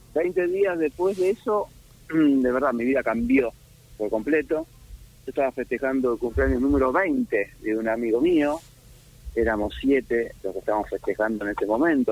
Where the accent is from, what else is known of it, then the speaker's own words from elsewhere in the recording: Argentina; nosotros somos los argentinos